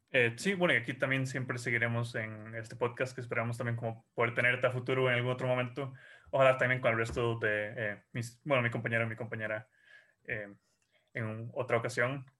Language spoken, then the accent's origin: Spanish; Costa Rica